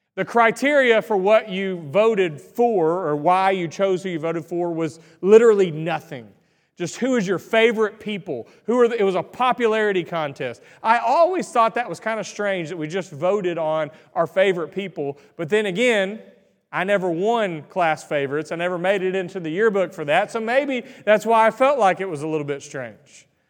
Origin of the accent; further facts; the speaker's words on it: Greenville, Texas, United States; I grew up in Greenville, Texas